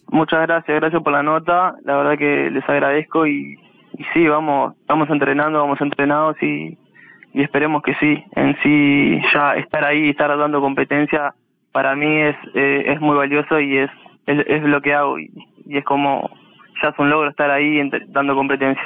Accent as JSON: {"language": "Spanish", "country": "Uruguay", "said": "siendo uruguayo"}